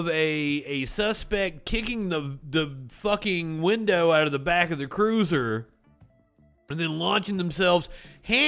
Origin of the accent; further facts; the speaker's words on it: the South, United States; I'm from the South.